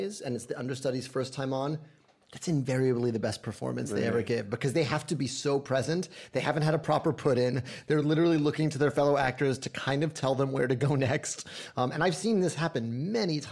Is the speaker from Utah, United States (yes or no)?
no; New York, United States; accent: New York; I grew up in New York, and when I'd go to Puerto Rico, my Spanish was not good enough to hang with kids my age